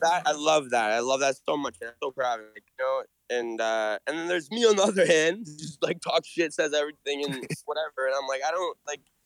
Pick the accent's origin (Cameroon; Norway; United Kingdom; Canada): Canada; I'm Canadian